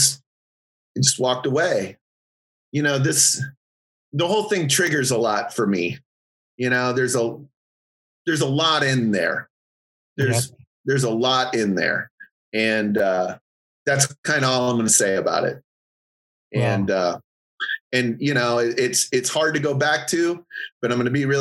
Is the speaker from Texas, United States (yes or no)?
no; Michigan, United States; I was from Michigan